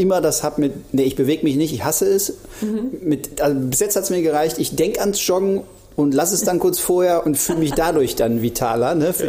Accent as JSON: {"language": "German", "town": "Krefeld", "region": "North Rhine-Westphalia", "country": "Germany", "tie": "born or raised there", "also_born_or_lived": "Duisburg / Siegen / Cologne", "moved": "as an adult", "said": "in Krefeld aufgewachsen, äh, also sozusagen Niederrhein ist das ja"}